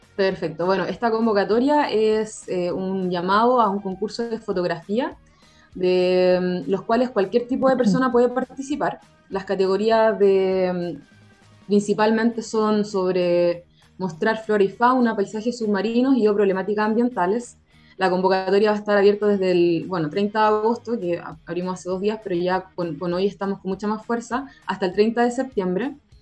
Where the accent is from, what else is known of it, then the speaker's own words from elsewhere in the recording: San Felipe, Valparaíso, Chile; Yo soy de San Felipe, por ejemplo, ah, de, de, la región de Valparaíso